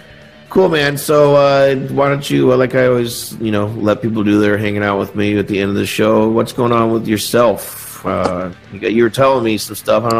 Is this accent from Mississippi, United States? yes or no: no; Indiana, United States; moved away as an adult; now in Rochester, United States; I grew up in Indiana.